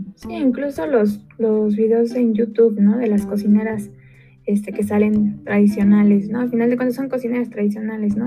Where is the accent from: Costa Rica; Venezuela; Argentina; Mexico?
Mexico; nosotros como mexicanos